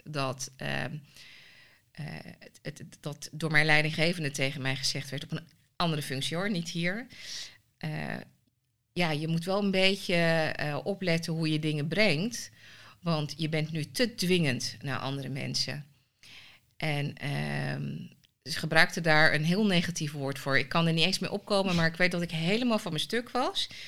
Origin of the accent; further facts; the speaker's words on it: Almelo, Overijssel, Netherlands; also born or lived in Suriname; ben in Suriname geboren. Wel echt opgegroeid in Nederland. Ehm, nou, Almelo.